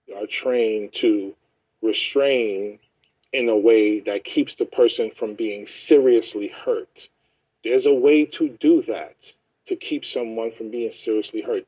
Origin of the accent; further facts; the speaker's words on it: New York, United States; I'm born and raised in New York.